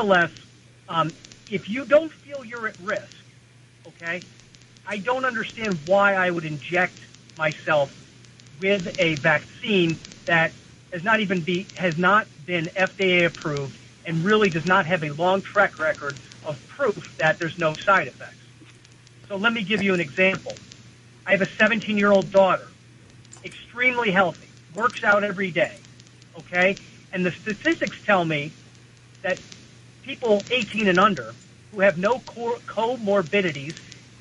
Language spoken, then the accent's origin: English; Connecticut, United States; from Connecticut.